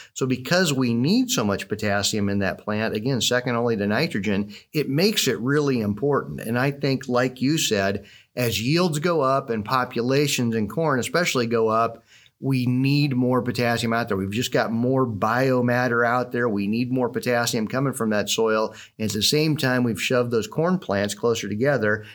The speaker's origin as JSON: {"language": "English", "region": "Southwest Iowa", "country": "United States", "tie": "born or raised there", "said": "growing up in Southwest Iowa, um, I was the older of, of two boys"}